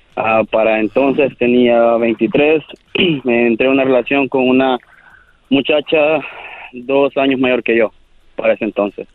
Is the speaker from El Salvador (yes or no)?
yes; El Salvador; yo soy del Salvador.